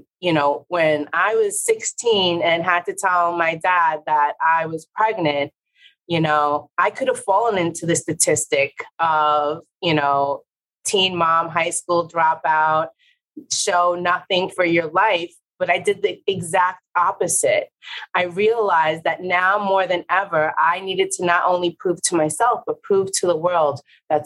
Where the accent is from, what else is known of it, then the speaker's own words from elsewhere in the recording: New York City, New York, United States; also born or lived in Puerto Rico; a Puerto Rican from the Bronx